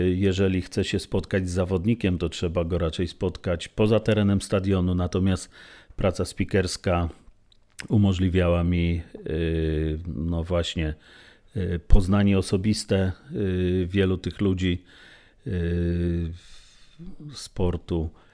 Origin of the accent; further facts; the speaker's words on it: Lublin, Lublin Voivodeship, Poland; Czyli jestem chłopakiem z Kaliny, rdzennym lublinianinem